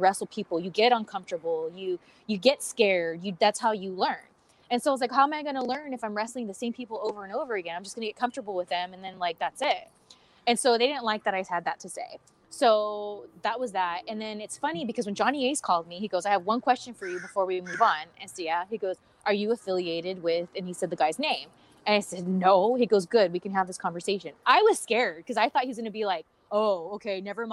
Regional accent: California, United States; I'm from California

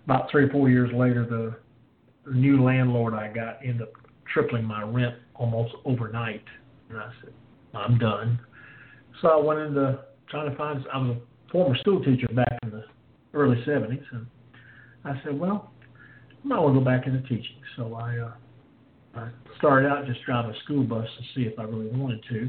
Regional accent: Salisbury, North Carolina, United States; also born or lived in Kings Mountain, North Carolina; had a chance to coach wrestling at a high school in my hometown. So I went back to Salisbury

